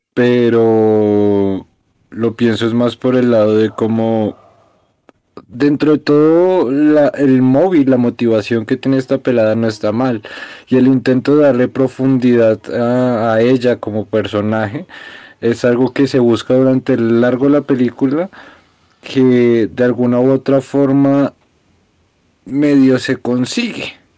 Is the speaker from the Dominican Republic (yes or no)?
no; Colombia; los colombianos al exterior solo hablamos como paisas